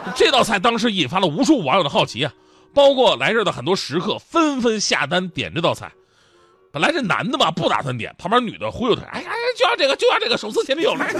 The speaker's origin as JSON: {"language": "Chinese", "region": "Northeast China", "country": "China", "said": "我是东北人"}